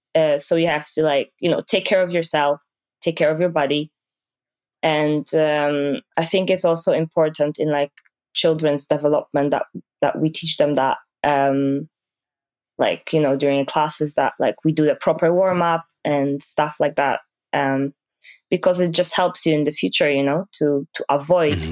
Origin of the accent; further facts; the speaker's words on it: Poland; moved away as an adult; now in Aberdeen, United Kingdom; back home, uh, I'm from Poland